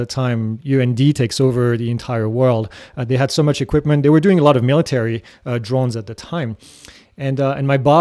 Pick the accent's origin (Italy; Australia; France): France; moved away as an adult; now in United States; I grew up in France